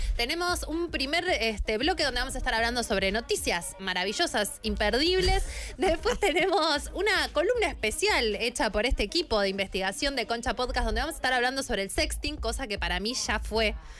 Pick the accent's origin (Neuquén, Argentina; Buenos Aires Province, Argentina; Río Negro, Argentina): Neuquén, Argentina; San Martín de los Andes; moved away; me vivía en San Martín